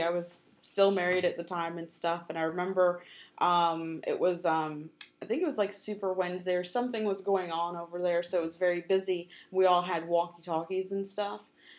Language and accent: English; New York, United States; born there; of course, I was born in New York and all that.